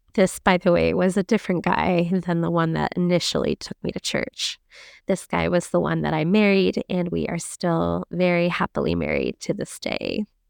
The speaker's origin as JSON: {"language": "English", "region": "Central Florida", "country": "United States", "tie": "born or raised there", "said": "I grew up in Central Florida"}